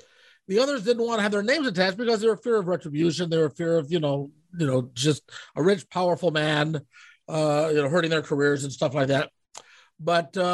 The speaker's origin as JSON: {"language": "English", "country": "United States", "said": "I'm an American"}